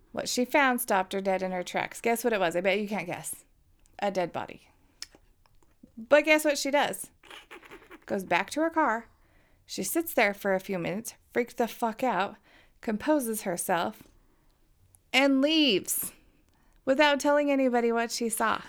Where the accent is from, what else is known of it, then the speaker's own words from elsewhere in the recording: Uinta Basin, Utah, United States; we're from the Uinta Basin and we talk like a bunch of hicks